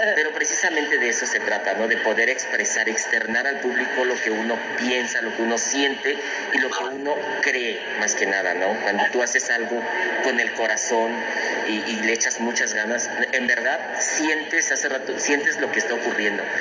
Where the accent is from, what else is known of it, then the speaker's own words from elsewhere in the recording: Juchitán de Zaragoza, Oaxaca, Mexico; De mi tierra natal.